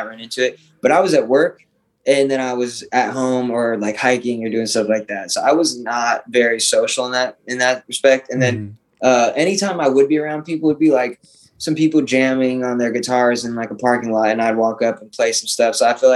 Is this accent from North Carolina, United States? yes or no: no; Arizona, United States; I'm from Arizona